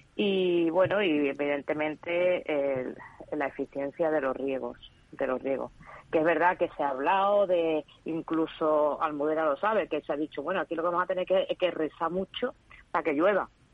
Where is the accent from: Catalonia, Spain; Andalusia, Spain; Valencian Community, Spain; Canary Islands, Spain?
Andalusia, Spain; Seville; Yo soy andaluza y sevillana